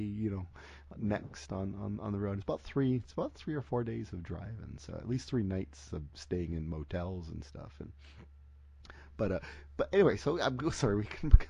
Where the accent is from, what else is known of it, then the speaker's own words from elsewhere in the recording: Canada; I'm Canadian.